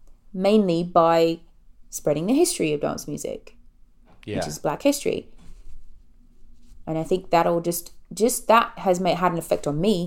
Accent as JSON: {"language": "English", "region": "England", "country": "United Kingdom", "tie": "born or raised there", "said": "I have a low tolerance for dancing because I was raised in England."}